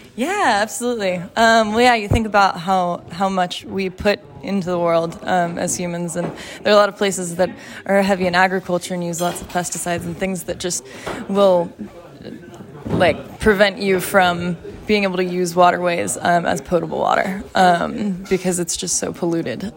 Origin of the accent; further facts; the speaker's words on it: Texas, United States; I am from Texas, and it's not normal for people from Texas to be this tolerant to cold